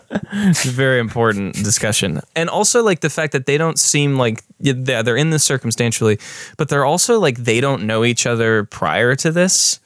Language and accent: English; United States; as an American